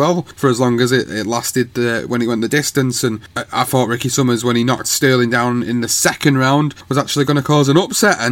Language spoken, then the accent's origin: English; United Kingdom; as a British fight fan